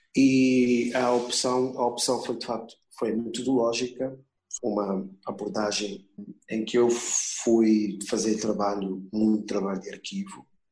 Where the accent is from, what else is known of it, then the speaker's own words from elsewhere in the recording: Luanda, Luanda Province, Angola; Eu sou de Luanda, eu me lembro que ao lado do, do prédio em que eu vivia